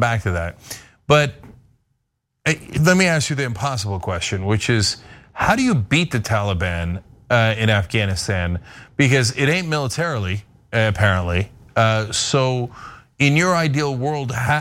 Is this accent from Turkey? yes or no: yes; Turkey; now in United States; I grew up in Turkey and then came here.